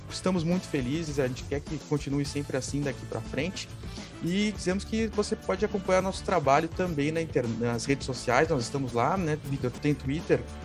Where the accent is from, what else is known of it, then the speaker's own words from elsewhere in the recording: Rio Grande do Sul, Brazil; como gaúcho